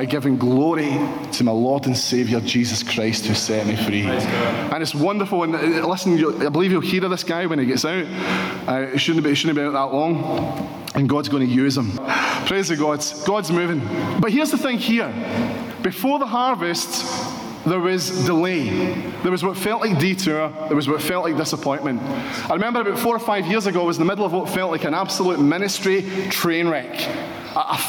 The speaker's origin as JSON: {"language": "English", "town": "Paisley", "region": "Scotland", "country": "United Kingdom", "said": "I'm from Paisley"}